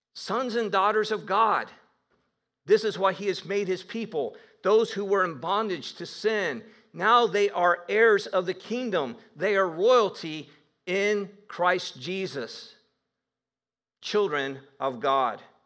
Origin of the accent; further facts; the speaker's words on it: Northeast Ohio, United States; I did grow up in Northeast Ohio